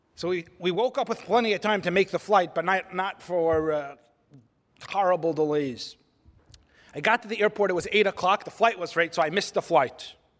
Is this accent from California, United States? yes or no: yes; California, United States; I'm from California